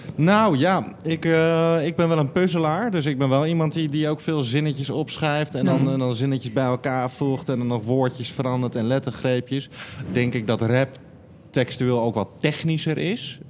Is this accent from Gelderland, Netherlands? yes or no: yes; Nunspeet, Gelderland, Netherlands; moved away; also born or lived in Diemen / Breda; Geboren in Diemen en toen in Nunspeet op de Veluwe opgegroeid acht jaar in Breda gewoond.